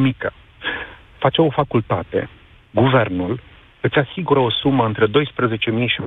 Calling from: London, United Kingdom; Bună ziua, vă sunt din Londra.

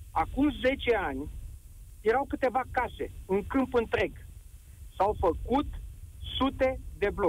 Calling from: Bucharest, Romania; Bine te-am regăsit din București. Uh, sunt martor, ca și tine, presupun, uh, de 30 de ani încoace la dezvoltarea orașului nostru minunat.

